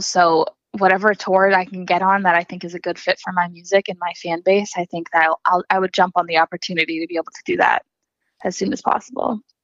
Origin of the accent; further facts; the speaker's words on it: Hopkinton, Massachusetts, United States; moved away as an adult; now in Nashville, United States; I'm actually from outside of Boston, Massachusetts. Um, so I grew up in Hopkinton, Mass, and went to high school there